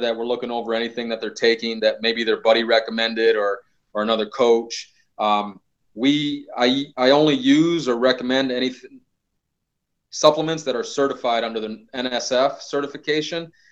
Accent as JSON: {"language": "English", "region": "Midwest", "country": "United States", "said": "I'm from the Midwest. I grew up in a hard working household."}